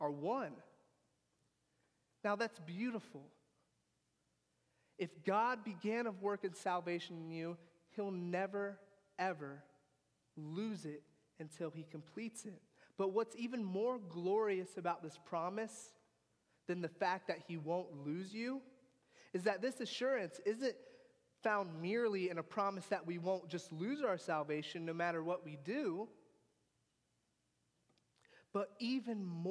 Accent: United States; I grew up in America

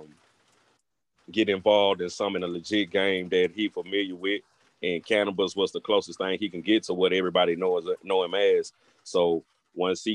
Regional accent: Tyler, Texas, United States; now in Los Angeles, United States; I'm originally from Tyler

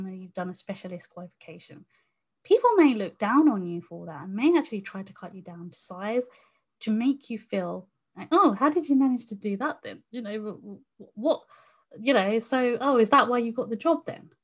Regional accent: United Kingdom; I was born in, you know, the UK

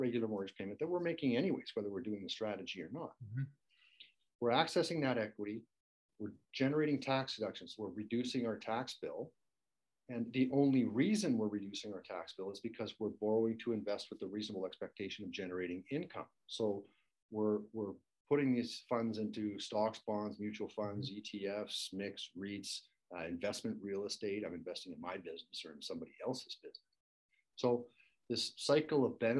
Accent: Canada; we Canadians

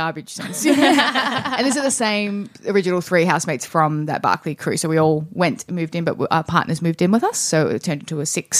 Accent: Traralgon, Victoria, Australia; now in Melbourne, Australia; we are sisters, so... We're both from Teagues, Cheryl Teagues, as we call it.

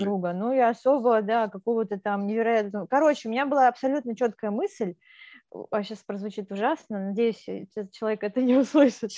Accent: Moldova; moved away; я сама из Молдавии

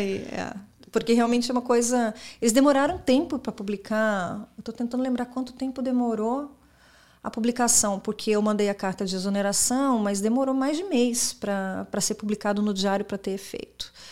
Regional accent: Brazil; moved away as an adult; also born or lived in São Paulo, Brazil / California, United States; now in Miami, United States

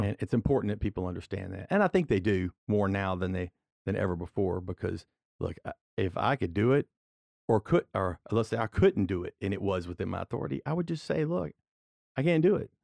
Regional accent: Walker, Louisiana, United States; I'm from Walker, I represent District Seven, which is the Walker area

